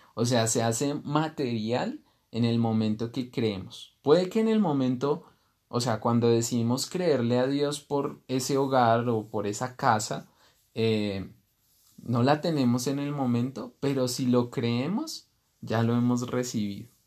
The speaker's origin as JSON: {"language": "Spanish", "region": "Bogotá", "country": "Colombia", "tie": "born or raised there", "moved": "as an adult", "lives_now": "Guatavita, Colombia", "said": "yo nací en, en Bogotá, que es una ciudad"}